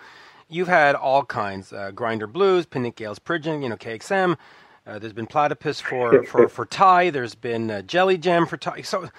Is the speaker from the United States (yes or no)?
no; Canada; as a Canadian